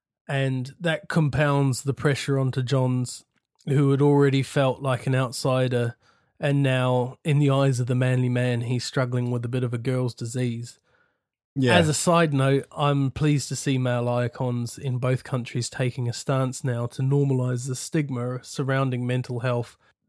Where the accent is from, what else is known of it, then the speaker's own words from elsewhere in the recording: New Zealand; now in United Kingdom; Because I had a really tough time when I first got here fitting in, because I was very manly from New Zealand, going to cut down all the trees, lumberjack sort of thing.